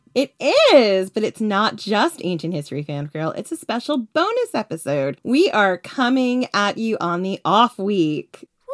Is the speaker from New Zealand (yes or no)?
no; United States; moved away as an adult; now in United Kingdom; I know I'm American